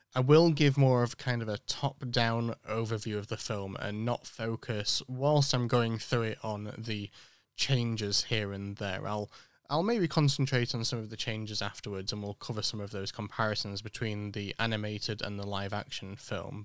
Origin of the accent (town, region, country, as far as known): United Kingdom; born or raised there